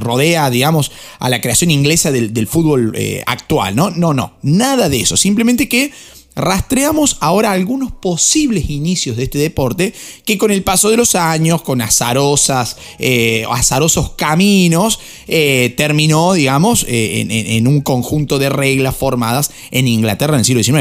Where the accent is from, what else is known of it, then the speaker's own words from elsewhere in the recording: Argentina; como argentino